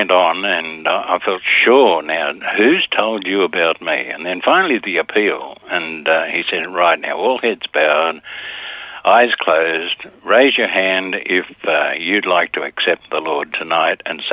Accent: Sydney, New South Wales, Australia; I was born in Bexley in Sydney, 1931, so that gives the age away. Went to a Bexley public school

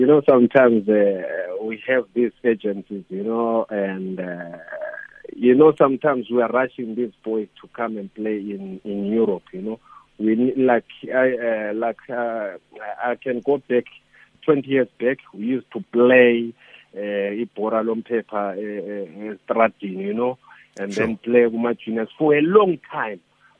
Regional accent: Kwekwe, Midlands, Zimbabwe; But I was actually available from Makwekwe.

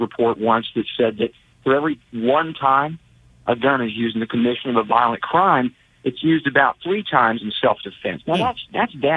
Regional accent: Texas, United States; as a Texan here

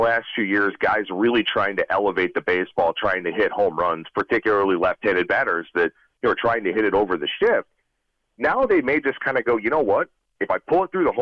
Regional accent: Cleveland, Ohio, United States; now in Las Vegas, United States; I'm born and raised in Cleveland. I live out in Vegas now

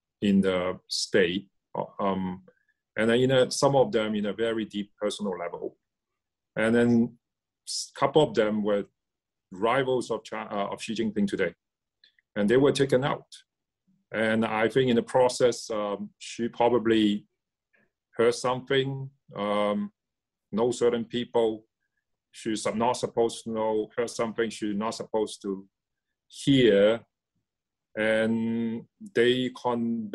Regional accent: Hong Kong; moved away; also born or lived in Shanghai / United States; I grew up in Hong Kong.

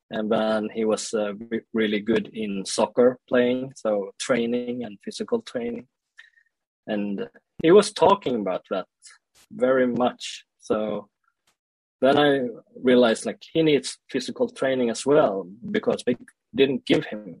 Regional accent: Sweden; also born or lived in South Korea; I grew up in Sweden and uh, I was uh, like adopted to Sweden when I was one year old

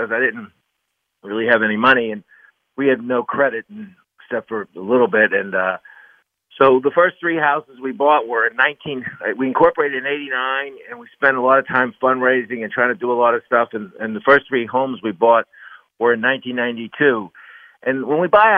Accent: Pennsylvania, United States; my home state, Pennsylvania

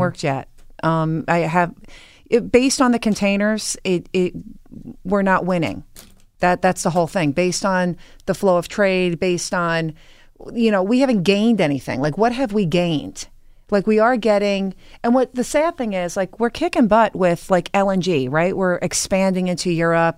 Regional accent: Holbrook, New York, United States; moved away as an adult; now in West Milford, United States; I'm from Long Island. Yeah, I'm from, uh, Holbrook

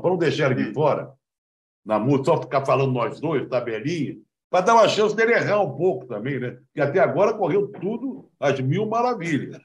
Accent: Rio de Janeiro, Brazil; Lá na Praça Afonso Pena, na Tijuca, onde eu fui criado

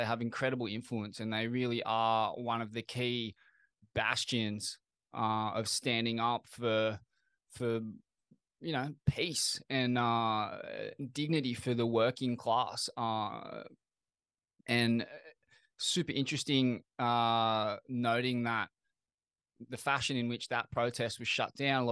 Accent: Sydney, New South Wales, Australia; concerned citizens from Sydney, my hometown

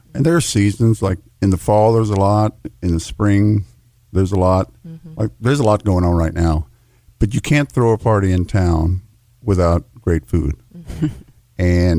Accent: Brownsville, Texas, United States; moved away as an adult; now in Austin, United States; I grew up in South Texas in the early 60s, and really, really familiar with farming and fishing and things like that.

